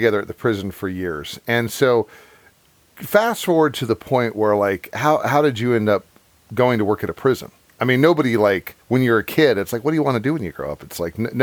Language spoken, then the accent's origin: English; Virginia, United States; also born or lived in Utah; now in Florida, United States; growing up in Virginia